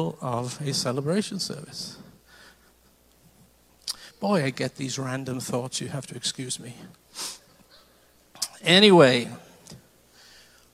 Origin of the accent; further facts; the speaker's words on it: Wales, United Kingdom; now in United States; I lived in Wales. I'm Welsh. Came to this country in 1975